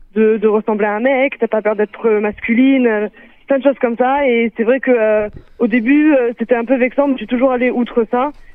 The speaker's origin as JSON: {"language": "French", "town": "Blagnac", "region": "Occitania", "country": "France", "tie": "born or raised there", "also_born_or_lived": "Israel", "moved": "as an adult", "lives_now": "Toulouse, France", "said": "je suis revenue à Toulouse pour passer professionnel dans mon club de Blagnac, là où j'ai grandi"}